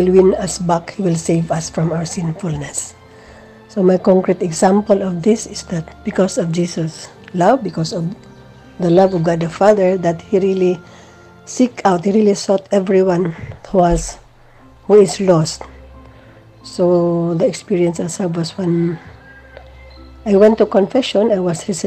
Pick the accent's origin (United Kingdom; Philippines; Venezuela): Philippines; from the Philippines.